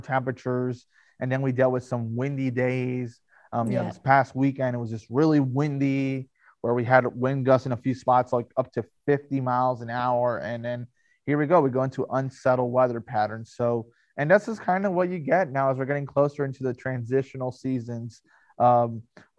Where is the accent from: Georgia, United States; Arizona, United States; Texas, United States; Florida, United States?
Florida, United States; I'm from Florida. So, I mean, I grew up in Florida